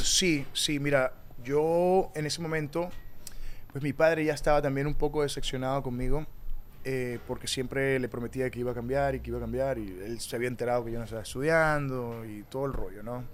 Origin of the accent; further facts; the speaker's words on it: Tovar, Mérida, Venezuela; moved away as an adult; also born or lived in Peru; now in New York, United States; Yo crecí en Tobar, Estado Mérida